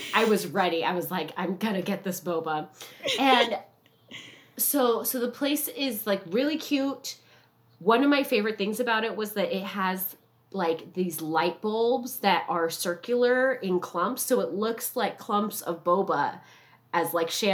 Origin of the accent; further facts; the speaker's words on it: Southern California, United States; I'm from Southern California and I'm Asian